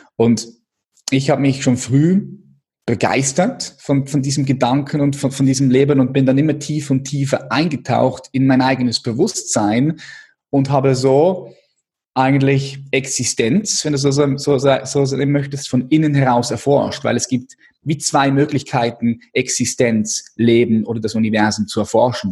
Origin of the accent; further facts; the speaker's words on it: Switzerland; ich bin Schweizer